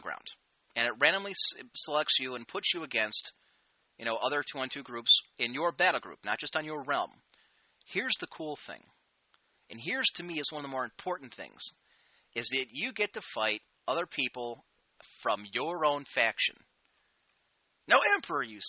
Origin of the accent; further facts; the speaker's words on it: United States; I'm an American